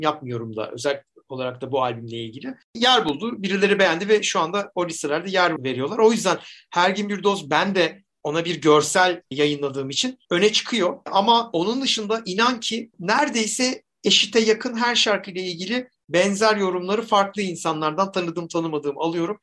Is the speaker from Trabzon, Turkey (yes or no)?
no; Zonguldak, Turkey; Taşra'da büyüdüm Zonguldak'ta.